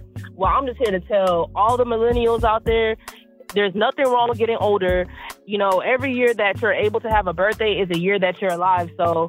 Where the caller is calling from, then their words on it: Houston, Texas, United States; I'm calling in from Houston, Texas